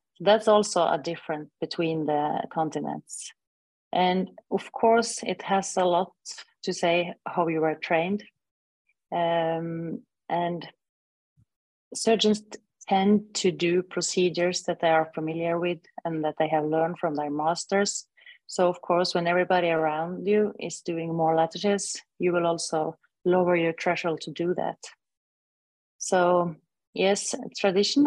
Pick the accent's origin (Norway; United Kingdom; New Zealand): Norway; I'm from Northern Europe, from Scandinavia, Norway